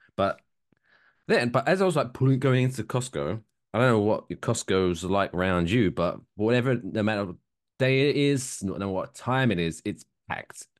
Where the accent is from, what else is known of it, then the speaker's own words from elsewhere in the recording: United Kingdom; now in United States; me being British